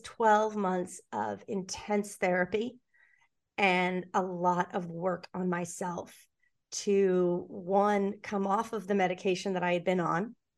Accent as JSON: {"language": "English", "town": "New York City", "region": "New York", "country": "United States", "tie": "born or raised there", "said": "I grew up in New York City. I grew up on the Upper West Side of Manhattan"}